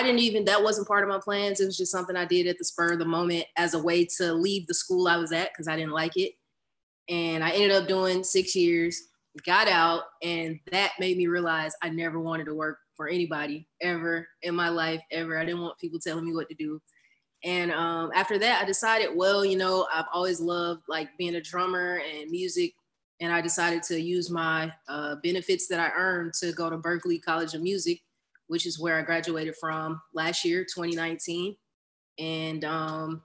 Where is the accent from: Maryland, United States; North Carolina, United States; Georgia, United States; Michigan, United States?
Georgia, United States; Decatur; I am born and raised in Atlanta, Georgia, Decatur, East Side to be exact.